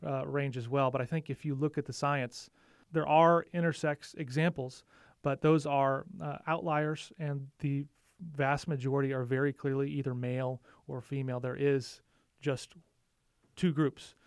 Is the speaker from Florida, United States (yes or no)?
no; St. Louis, Missouri, United States; moved away; also born or lived in Nashville / Illinois; I grew up in primarily the Midwest. So I have, I lived in Nashville for a couple of years, but primarily Saint Louis area, both sides of the river